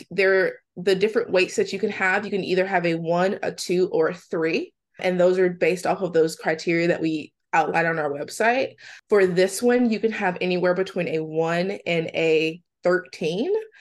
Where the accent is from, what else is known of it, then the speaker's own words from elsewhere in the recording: Mississippi, United States; I'm from Mississippi, and my mom has 4 children